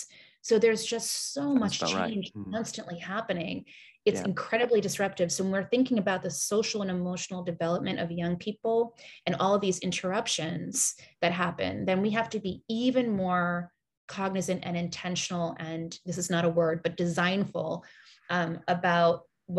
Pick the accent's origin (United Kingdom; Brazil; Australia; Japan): Japan; also born or lived in Singapore; my parents, like I said, are Americans. They were born and raised in the United States, but I grew up in Japan and Singapore.